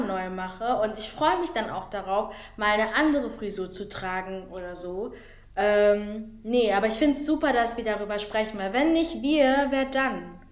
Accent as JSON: {"language": "German", "country": "Germany", "tie": "born or raised there", "said": "ich bin deutsch. So, ich war noch nie in Angola oder Kongo gewesen. So, ich bin mhm. deutsch. Ich kenne nichts anderes. Es ist leider Gottes mein Heimatland"}